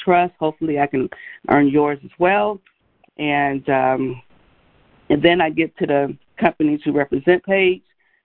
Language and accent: English; Gary, Indiana, United States; I grew up in Gary, Indiana